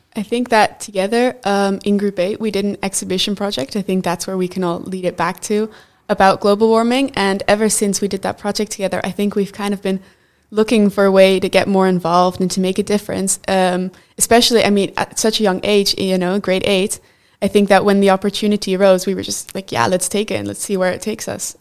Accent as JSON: {"language": "English", "country": "Netherlands", "said": "I'm from the Netherlands"}